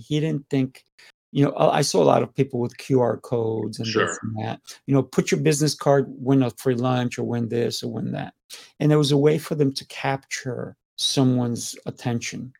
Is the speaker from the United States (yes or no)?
no; Spain; I'm Spanish.